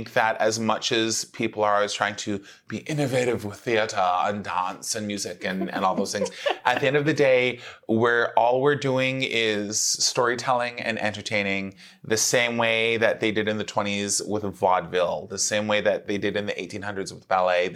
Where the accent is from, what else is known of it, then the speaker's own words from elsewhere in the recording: Mississauga, Ontario, Canada; now in Toronto, Canada; when I started doing theater when I was growing up in Mississauga